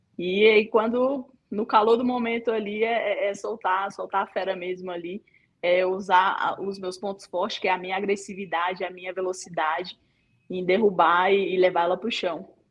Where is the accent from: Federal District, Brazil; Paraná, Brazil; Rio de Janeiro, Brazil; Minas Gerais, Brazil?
Federal District, Brazil; Ceilândia; Tenho muito orgulho de falar de onde eu vim, da cidade que eu nasci, aqui em Ceilândia, cidade da periferia aqui de Brasília